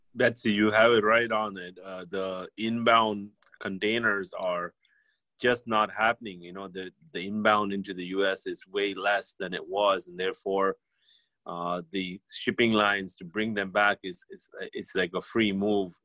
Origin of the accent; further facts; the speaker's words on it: India; moved away; we're from India